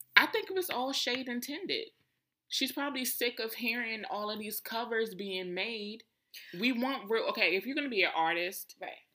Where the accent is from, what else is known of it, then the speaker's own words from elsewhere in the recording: Washington, District of Columbia, United States; I was born and raised in Southeast